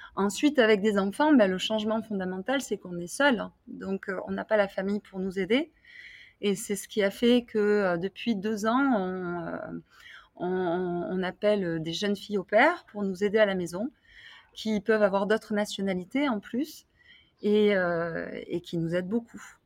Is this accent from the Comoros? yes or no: no; France; accent: French; moved away as an adult; also born or lived in Tunisia; now in Palma, Spain; en tant que bonne française